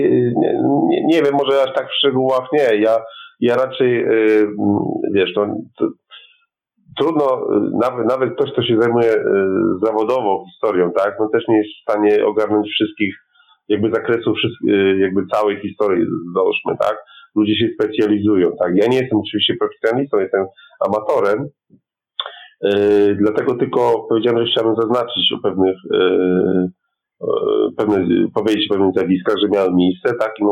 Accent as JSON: {"language": "Polish", "country": "Poland", "said": "my jako Polacy"}